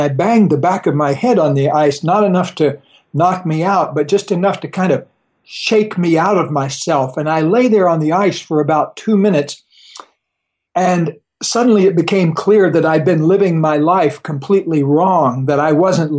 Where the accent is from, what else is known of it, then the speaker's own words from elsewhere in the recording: Florida, United States; Well, I grew up down in Florida